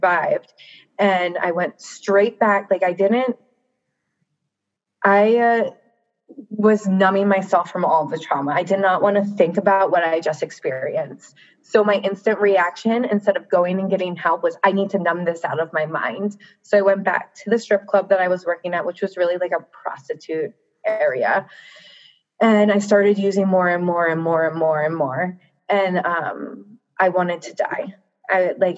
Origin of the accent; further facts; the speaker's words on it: Baltimore, Maryland, United States; moved away as an adult; I'm from Baltimore. I'm like 5 hours away from that now. And I never went back home